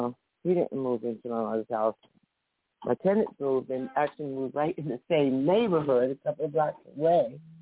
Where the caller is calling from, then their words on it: New Jersey, United States; I'm calling from New Jersey.